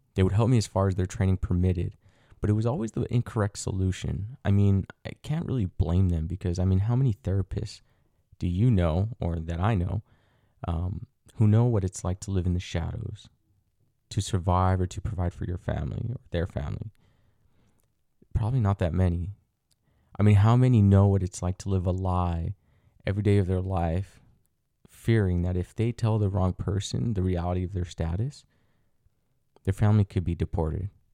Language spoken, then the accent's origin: English; United States; also born or lived in Mexico; I was brought over to the United States when I was an inf, an infant. I was around six months old, give or take